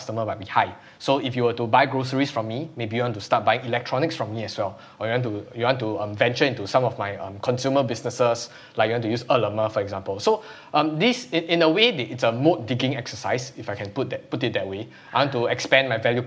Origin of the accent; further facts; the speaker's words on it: Singapore; as a Singaporean